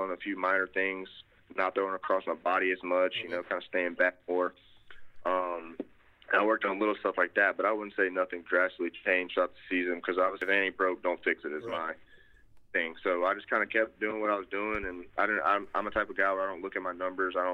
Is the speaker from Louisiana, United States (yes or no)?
yes; Baton Rouge, Louisiana, United States; we're both from Baton Rouge